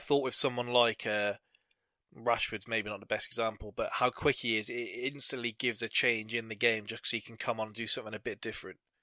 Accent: England, United Kingdom; being English

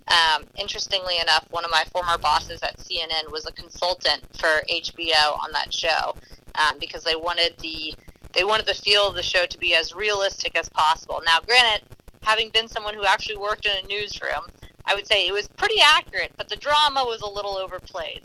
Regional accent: New Orleans, Louisiana, United States; growing up in the New Orleans area

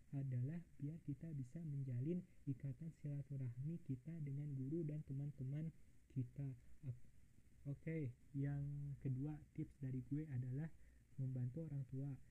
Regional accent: Bandung, West Java, Indonesia; Gue asli dari Bandung

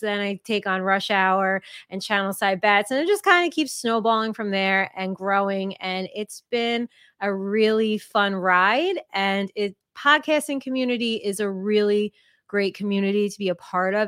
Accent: Jersey Shore, New Jersey, United States; born and raised in New Jersey at the Jersey Shore

